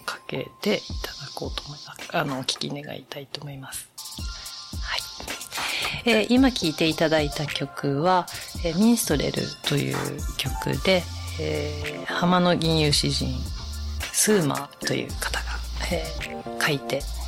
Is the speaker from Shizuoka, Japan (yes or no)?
yes; Shimoda, Shizuoka, Japan; moved away as an adult; 静岡県の下田市という伊豆半島の東側ですね